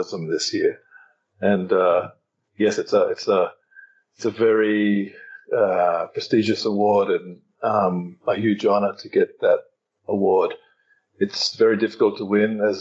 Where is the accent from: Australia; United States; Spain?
Australia; now in Thailand; I'm from Australia. I'm currently in Thailand